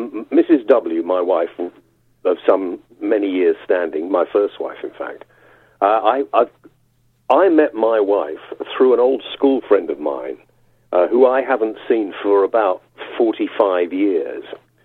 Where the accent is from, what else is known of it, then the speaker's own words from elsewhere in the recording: London, United Kingdom; moved away as an adult; also born or lived in Yorkshire / North East England; Although I am a Londoner who is half Welsh on my mother's side, and my mother always said that means you're Welsh. I moved to Yorkshire from London. I moved to the northeast from London for 3 months and stayed for about 25 years